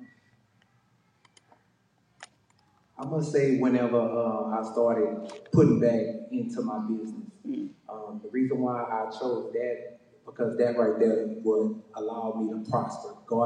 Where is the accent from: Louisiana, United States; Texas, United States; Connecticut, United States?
Louisiana, United States; Lake Charles; I'm from Lake Charles, Louisiana